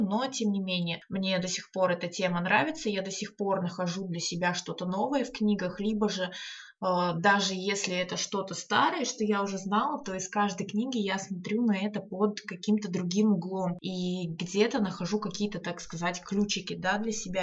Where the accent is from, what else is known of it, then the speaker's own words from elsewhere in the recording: Saint Petersburg, Russia; я из Санкт-Петербурга